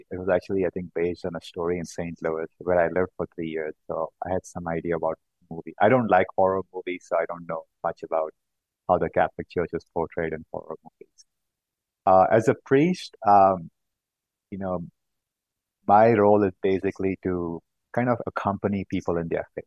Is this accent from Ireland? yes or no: no; South India, India; moved away as an adult; also born or lived in California, United States; now in Boston, United States; I grew up in South India, and I moved to the U.S. about 14 years back for graduate school in mechanical engineering